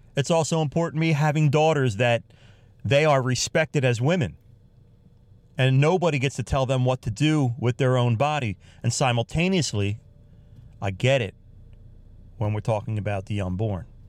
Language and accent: English; United States; I'm from the United States of America here.